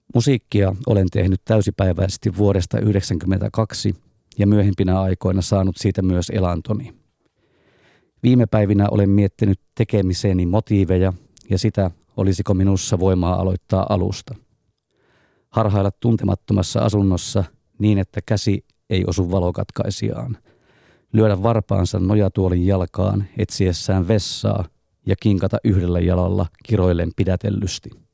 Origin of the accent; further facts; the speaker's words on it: Raahe, North Ostrobothnia, Finland; moved away as an adult; also born or lived in Turku; now in Helsinki, Finland; Synnyin Helsingissä, tulin täysi-ikäiseksi Raahessa, asuin neljä vuotta Turussa ja sitä lähtien Helsingissä.